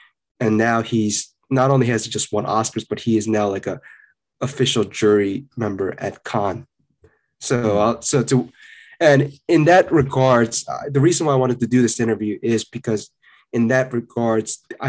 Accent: South Korea

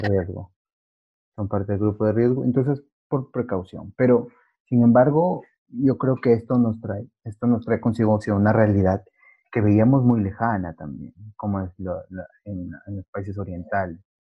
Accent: Peru; somos los mismos peruanos

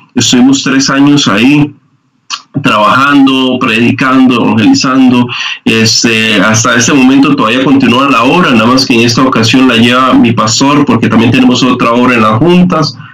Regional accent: Liberia, Guanacaste, Costa Rica; yo soy de, soy de Guanacaste, ¿verdad? De, Liberia. Eh, me fui allá más o menos cuando tenía como 10 años

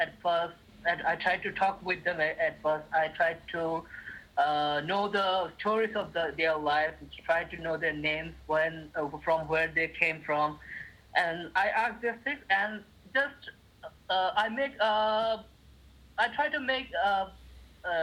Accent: Chittagong, Chittagong Division, Bangladesh; moved away as an adult; now in Dhaka, Bangladesh; Chittagong is my hometown

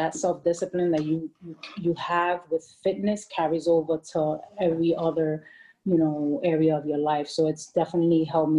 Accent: Bronx, New York, United States; I could understand the people in the community and stuff more, being that I could relate to them growing up in the Bronx.

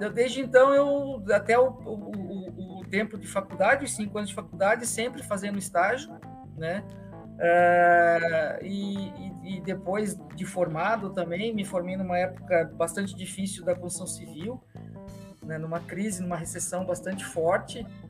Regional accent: Rio Grande do Sul, Brazil; moved away; also born or lived in Curitiba; Sou, sou gaúcho, nasci no Rio Grande do Sul

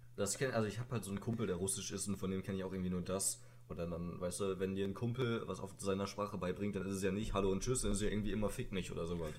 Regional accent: Sauerland, North Rhine-Westphalia, Germany; ich komme aus dem Sauerland. Vielleicht kennt jemand die Stadt Hema.

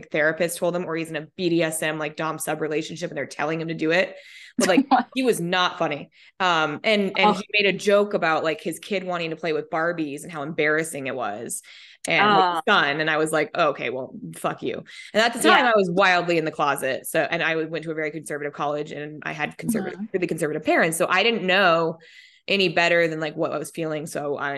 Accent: Colorado, United States; moved away as an adult; also born or lived in Minnesota; now in Oahu, United States; I was born in Minnesota, lived in Colorado until I was, you know, moved in Colorado when I was 10 and then lived in Colorado until I was 29

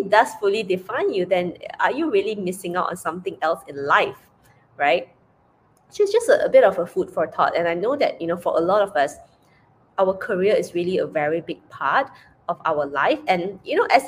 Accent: Penang, Malaysia; moved away as an adult; I returned back to Penang, Malaysia, to spend time with her.

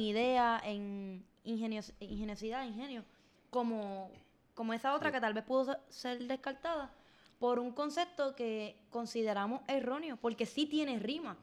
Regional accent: Puerto Rico

